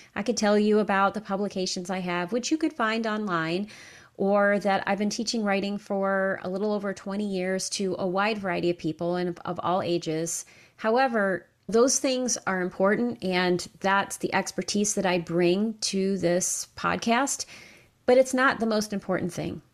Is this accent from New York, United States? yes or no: yes; upstate New York, United States; moved away as an adult; also born or lived in Kentucky; I left my hometown in upstate New York, and I moved to Kentucky